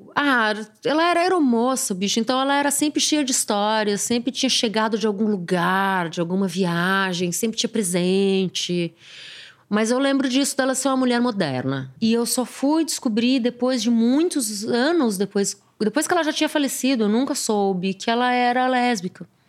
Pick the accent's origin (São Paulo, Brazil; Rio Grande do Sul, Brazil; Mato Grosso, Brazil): São Paulo, Brazil; Eu nasci de parto Leboyer na Clínica Tobias, em São Paulo